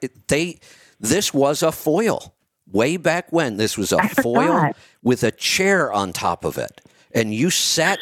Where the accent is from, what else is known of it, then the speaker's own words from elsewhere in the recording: Northeast Ohio, United States; I grew up in Northeast Ohio